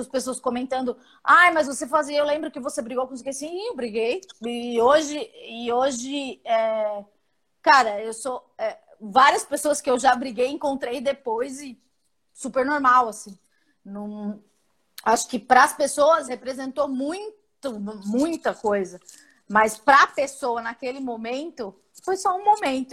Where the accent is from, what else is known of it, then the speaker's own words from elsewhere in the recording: São Paulo, Brazil; Eu sou do Capão Redondo